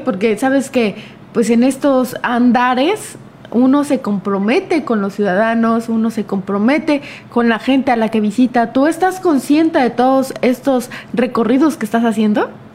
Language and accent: Spanish; Mexico; como mexicanos recordemos las hazañas históricas que hemos tenido